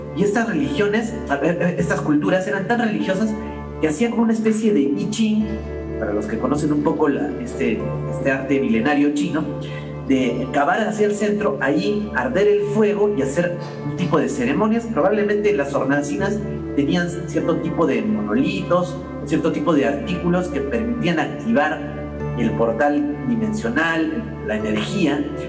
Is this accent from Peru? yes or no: yes; Peru; como peruanos